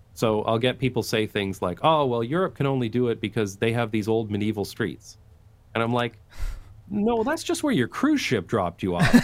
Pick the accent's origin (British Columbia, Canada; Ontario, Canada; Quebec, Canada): Ontario, Canada; London; moved away as an adult; also born or lived in United Kingdom / Taiwan / Belgium; now in Amsterdam, Netherlands; I'm from London, Ontario, Canada, which is a very suburban place.